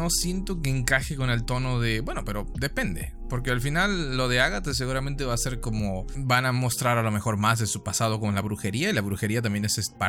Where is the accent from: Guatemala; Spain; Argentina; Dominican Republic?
Argentina; La Matanza, Buenos Aires Province; also born or lived in Switzerland; soy suizo, porque nací en Suiza y viví una semana ahí, pero al final pasé el resto de mi vida en Argentina, en el hueco más oscuro de la matanza.